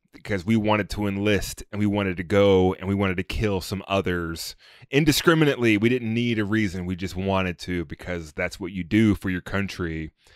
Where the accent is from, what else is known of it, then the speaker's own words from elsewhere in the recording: United States; as an American